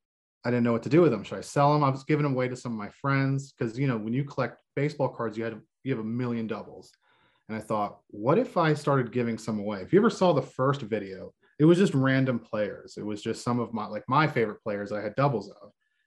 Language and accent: English; Texas, United States; also born or lived in Palestine / San Antonio / Dallas; I'm an Army brat. So I'm everywhere. I grew up most of my life, I grew up in Texas.